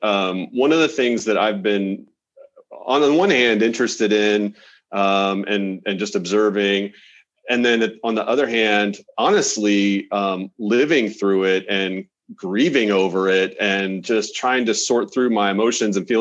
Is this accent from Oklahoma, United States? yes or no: yes; Oklahoma, United States; moved away; I'm from Oklahoma originally